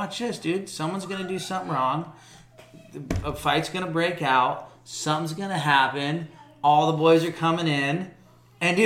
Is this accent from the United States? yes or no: yes; Florida, United States; we came from Florida